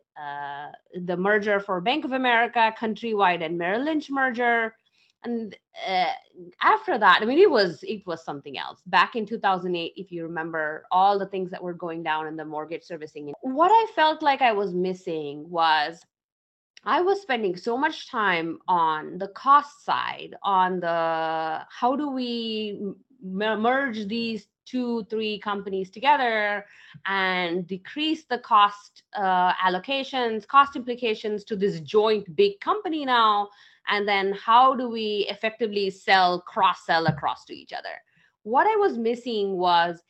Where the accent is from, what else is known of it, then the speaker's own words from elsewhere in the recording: India; moved away; I grew up in India, in a small town in India